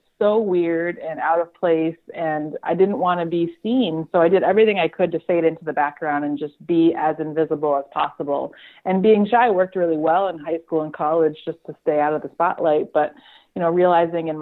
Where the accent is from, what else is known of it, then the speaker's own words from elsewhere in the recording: South Hadley, Massachusetts, United States; I grew up in Western Massachusetts, a little town called South Hadley, and went to college right down the street at UMass Amherst and kind of stayed local